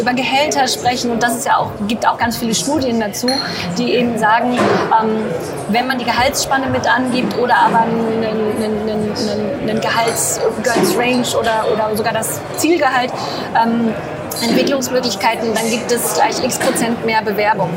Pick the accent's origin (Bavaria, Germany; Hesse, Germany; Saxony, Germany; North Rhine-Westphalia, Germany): North Rhine-Westphalia, Germany; Ostwestfalen-Lippe; also born or lived in England; ich bin in Ostwestfalen-Lippe groß geworden